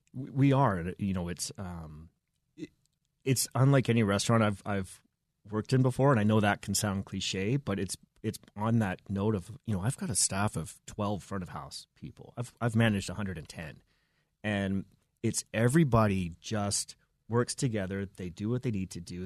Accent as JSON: {"language": "English", "town": "Vancouver", "region": "British Columbia", "country": "Canada", "moved": "as an adult", "lives_now": "Denver, United States", "said": "I'm from the Pacific Northwest"}